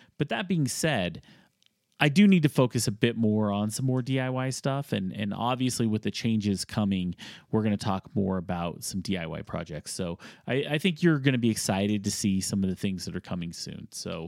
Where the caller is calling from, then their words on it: Denver, Colorado, United States; I am from Denver Metro, and I have to hear, I love hearing about the local breweries and guests